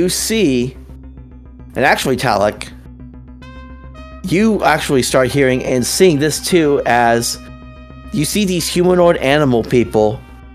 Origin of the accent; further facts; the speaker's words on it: United States; I'm American.